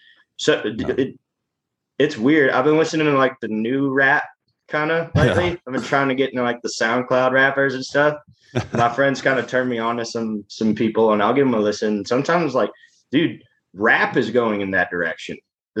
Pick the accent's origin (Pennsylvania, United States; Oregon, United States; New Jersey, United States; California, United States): California, United States; I grew up in Southern California for about 4 or 5 years out of my life.